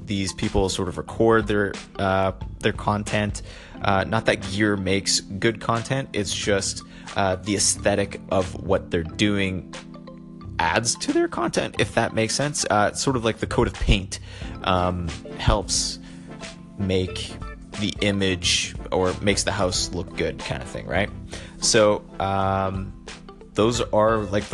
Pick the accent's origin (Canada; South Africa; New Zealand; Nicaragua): Canada; being Canadian and also being part of the Commonwealth of Great Britain